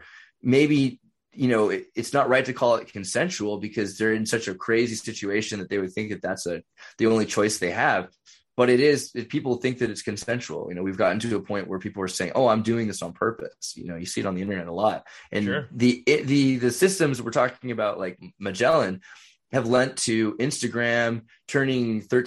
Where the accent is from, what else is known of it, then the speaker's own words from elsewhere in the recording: California, United States; So I'm from California. It's not that weird where I'm from.